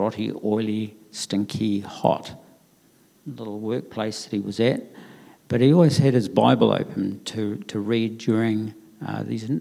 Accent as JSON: {"language": "English", "town": "Christchurch", "region": "Canterbury", "country": "New Zealand", "tie": "born or raised there", "said": "I grew up in North New Brighton"}